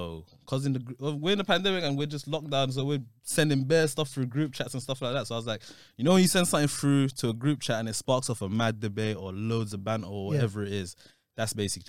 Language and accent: English; London, United Kingdom; I'm a nobody from Northwest London.